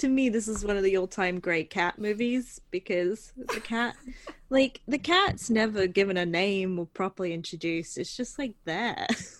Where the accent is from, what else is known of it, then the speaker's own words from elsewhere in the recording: Phoenix, Arizona, United States; I'm from Phoenix, Arizona